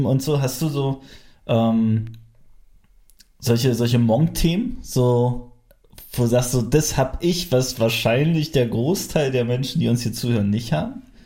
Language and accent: German; Frankfurt, Brandenburg, Germany; ich komme aus Frankfurt